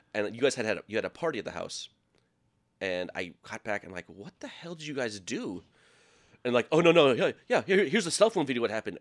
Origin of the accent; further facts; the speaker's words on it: Minnesota, United States; moved away; also born or lived in Iowa; I was living in Iowa, and I'm from Minnesota